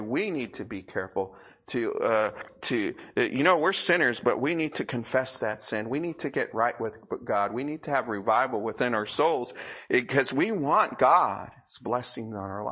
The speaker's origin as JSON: {"language": "English", "country": "United States", "said": "here in America"}